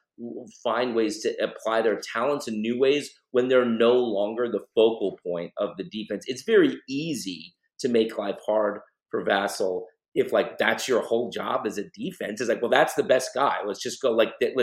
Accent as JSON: {"language": "English", "town": "Austin", "region": "Texas", "country": "United States", "tie": "born or raised there", "said": "I grew up in Austin"}